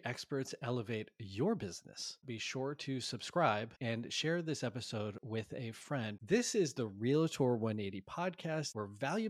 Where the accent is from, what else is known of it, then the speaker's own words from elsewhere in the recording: Connecticut, United States; moved away as an adult; now in San Francisco, United States; Fast forward to my early 20s, I moved to San Francisco from Connecticut to specifically, my driver was I wanted to be in a hub to practice and study martial arts.